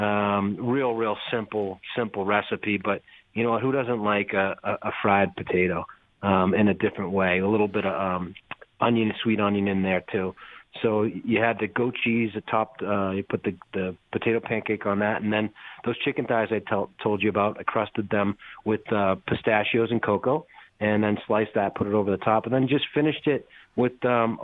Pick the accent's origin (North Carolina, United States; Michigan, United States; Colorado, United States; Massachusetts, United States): Massachusetts, United States; Needham; also born or lived in Boston; I was born in Boston. I grew up in a little town called Needham.